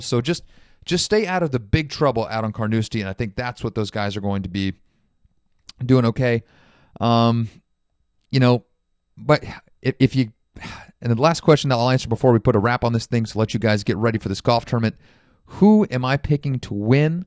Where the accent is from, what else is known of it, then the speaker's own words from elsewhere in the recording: United States; as Americans